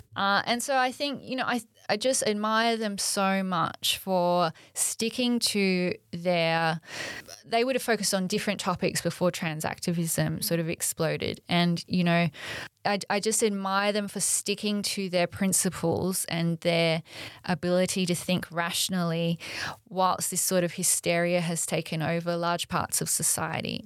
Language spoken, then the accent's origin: English; Australia; we're Australian